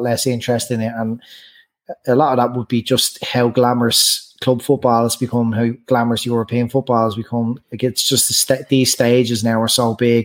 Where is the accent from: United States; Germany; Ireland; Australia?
Ireland; as Irish fans